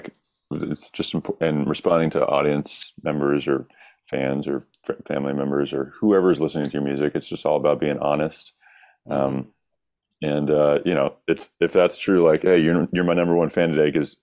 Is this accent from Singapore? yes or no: no; Rock Hill, South Carolina, United States; also born or lived in Sharon, South Carolina; I grew up in rural South Carolina. I'm from Rock Hill, South Carolina. Even before that, before living in Rock Hill, I lived the first 11 years of my life in Sharon, South Carolina